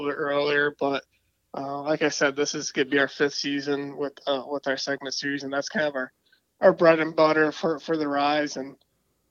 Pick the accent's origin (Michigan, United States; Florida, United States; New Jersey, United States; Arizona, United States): Michigan, United States; born and raised in Michigan, kind of been in that south central area, I guess you could say, maybe a little bit more eastern